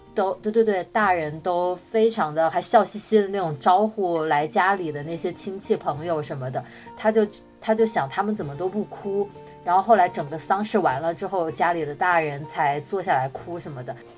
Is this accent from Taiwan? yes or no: no; China; 我们在国内成长